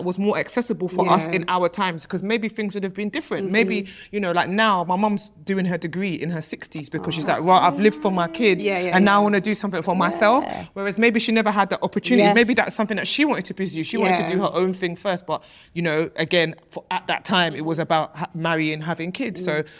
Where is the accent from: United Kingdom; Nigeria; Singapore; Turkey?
Nigeria; being Nigerian, I think within our communities, it's not something that we necessarily speak about.